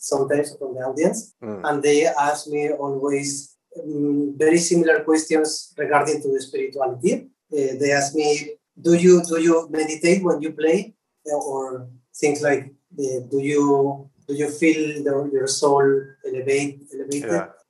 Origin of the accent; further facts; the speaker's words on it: Argentina; born there; English is a second language; I am totally agree with that because I was born in Argentina. I am Spanish. And I have some kind of roots, Native American, from the South America.